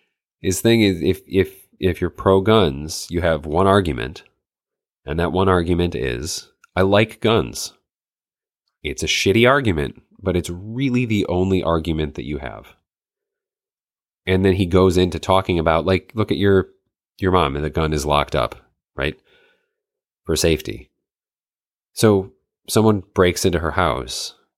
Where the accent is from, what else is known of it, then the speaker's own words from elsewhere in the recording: Michigan, United States; I grew up in the North Woods of Michigan. So people, it was hunting, like that's what you did.